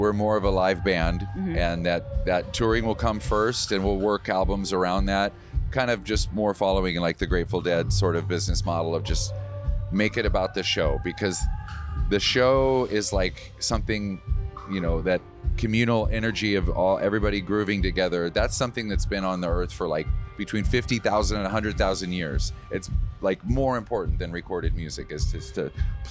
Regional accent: Wisconsin, United States; I'm from Wisconsin

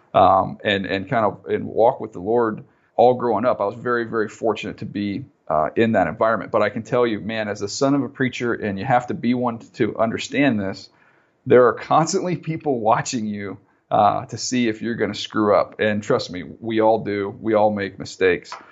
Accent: San Diego, California, United States; I grew up in San Diego

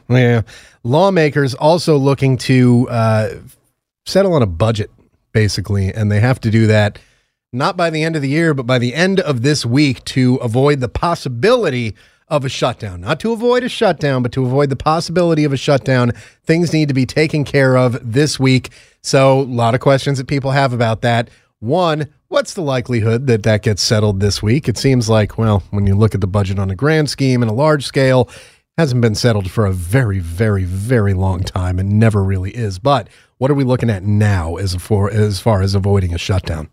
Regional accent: Connecticut, United States; I'm from Connecticut

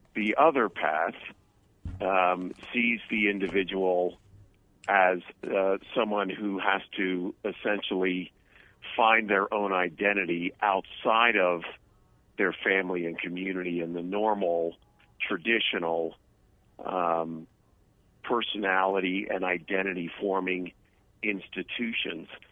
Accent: New Jersey, United States; moved away; I came from New Jersey

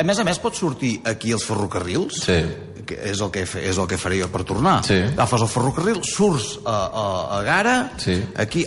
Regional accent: Manresa, Catalonia, Spain; also born or lived in Terrassa; jo sóc de Manresa

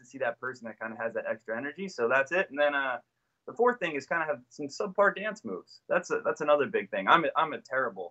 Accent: New Jersey, United States; now in Philadelphia, United States; originally I'm from New Jersey

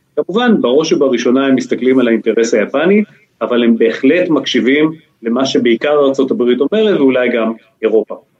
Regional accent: Israel; בתור ישראלי

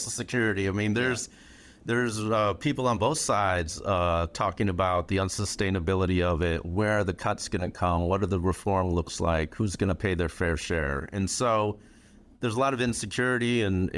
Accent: Flint, Michigan, United States; growing up in Flint

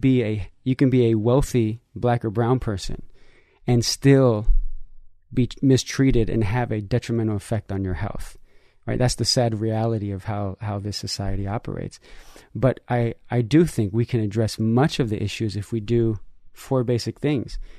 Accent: San Francisco, California, United States; also born or lived in Nicaragua (family origin); I grew up in San Francisco

